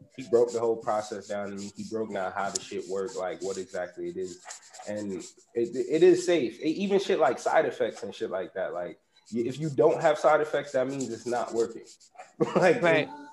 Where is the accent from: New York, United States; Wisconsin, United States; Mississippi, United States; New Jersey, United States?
New York, United States; New York City; I'm from Uptown Bronx, born raised